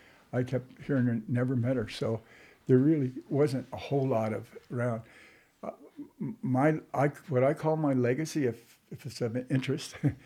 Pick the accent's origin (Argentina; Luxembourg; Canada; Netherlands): Canada; Brockville, Ontario; moved away as an adult; also born or lived in Kingston, Ontario / Vancouver, British Columbia; I was born in Brockville, Ontario. Okay. Lived around Kingston and that. But... I moved to Vancouver.